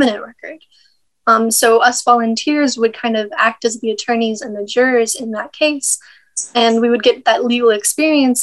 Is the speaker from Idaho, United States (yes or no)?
no; St. Petersburg, Florida, United States; also born or lived in Jupiter, Florida; I am from St. Petersburg, which is kind of near Tampa in Florida